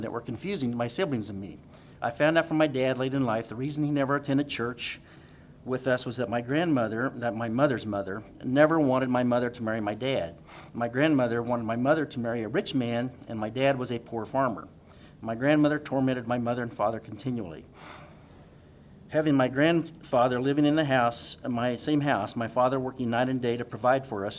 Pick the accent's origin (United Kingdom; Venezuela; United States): United States; Hutchinson, Kansas; I was born in Hutchinson, Kansas in 1953 and raised on a farm 12 miles west of Hutchinson between Nickerson and Partridge.